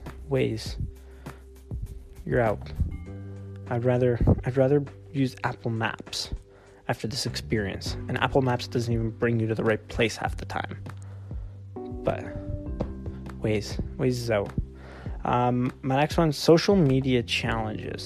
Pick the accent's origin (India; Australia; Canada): Canada; I'm from Canada